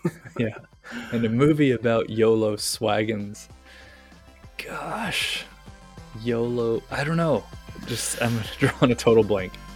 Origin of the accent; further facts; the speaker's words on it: Kentucky, United States; now in Japan; I'm from Kentucky